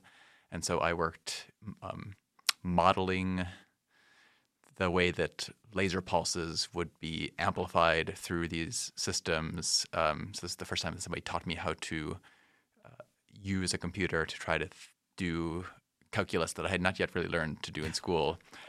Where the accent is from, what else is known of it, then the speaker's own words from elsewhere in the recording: Rochester, New York, United States; I grew up outside of Rochester, New York.